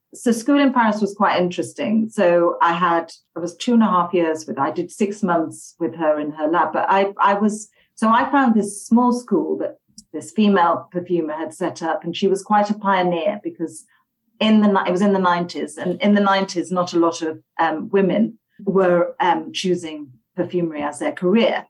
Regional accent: Halifax, Yorkshire and the Humber, United Kingdom; now in London, United Kingdom; I'm from the countryside in Yorkshire. Okay. Um, it's a small town called Halifax

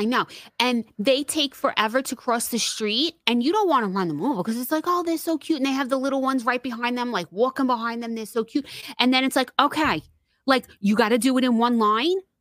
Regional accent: New York City, New York, United States; moved away; we grew up in Queens

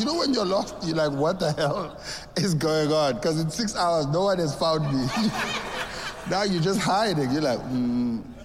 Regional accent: South Africa; I grew up in South Africa

